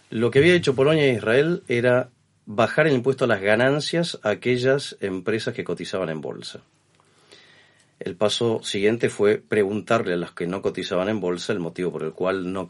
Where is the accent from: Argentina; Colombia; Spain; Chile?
Argentina; Yo soy argentino